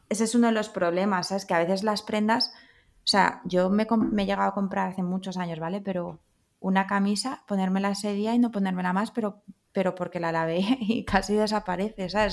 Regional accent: Madrid, Community of Madrid, Spain; yo soy de Madrid

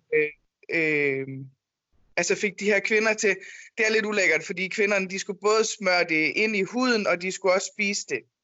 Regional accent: Jutland, Denmark; now in Copenhagen, Denmark; vi er to jyder i København

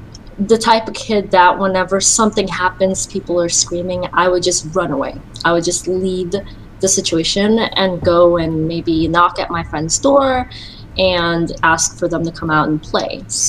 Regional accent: Virginia, United States; also born or lived in Philippines; I was born in the Philippines in 1982, and my mom married an Air Force man, so we ended up moving to the United States, and I grew up in Virginia for about 20 to 30 years.

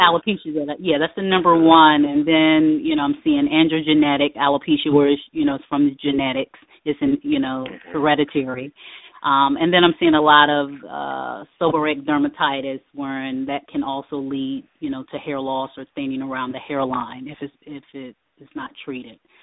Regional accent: Norfolk, Virginia, United States; now in Virginia Beach, United States; I am originally from Norfolk, Virginia.

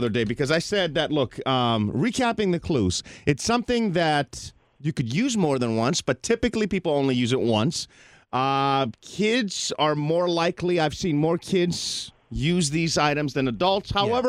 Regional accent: Greece; moved away; I'm from Greece.

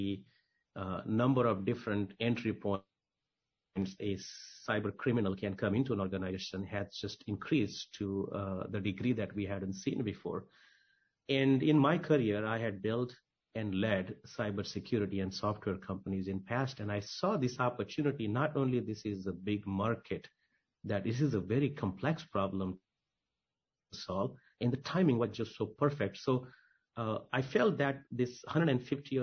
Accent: India; moved away as an adult; also born or lived in New York; I grew up in India, went to school there, migrated to New York when I was 18.

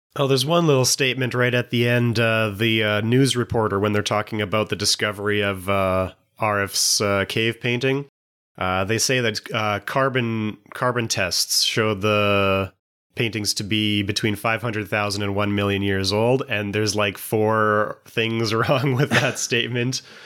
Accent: Canada; in Canada, especially in the 90s, a lot of our popular culture was dominated by showing that we're not American

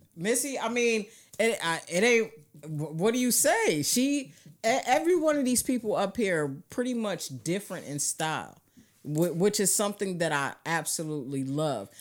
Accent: New York, United States; moved away; also born or lived in New Jersey; I'm from New York

